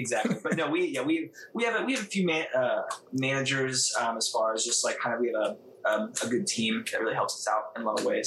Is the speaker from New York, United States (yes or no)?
no; Columbus, Ohio, United States; we're from Columbus, Ohio, which is like Midwest